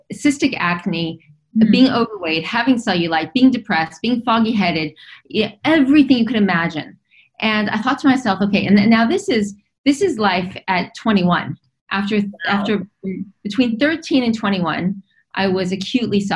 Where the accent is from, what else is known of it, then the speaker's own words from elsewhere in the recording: Los Angeles, California, United States; I was raised in Los Angeles. I was raised in Hollywood.